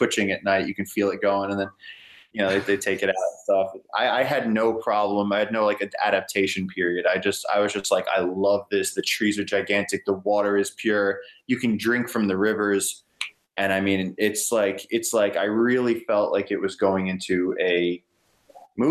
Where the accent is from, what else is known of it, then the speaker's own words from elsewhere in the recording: New York, United States; I grew up in New York where everything is so safety conscious and regulated and everything.